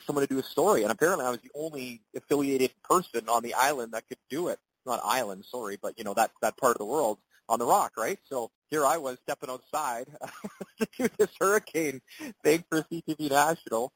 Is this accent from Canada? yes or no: yes; Alberta, Canada; moved away; I grew up a pretty big curling fan slash curler when I grew up in Alberta, and I got to play junior and some Super League in Edmonton